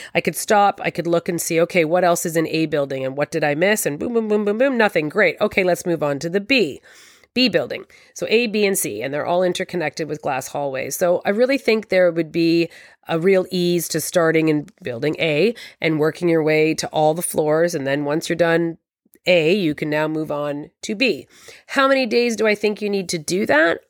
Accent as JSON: {"language": "English", "town": "Toronto", "region": "Ontario", "country": "Canada", "said": "I'm from Toronto"}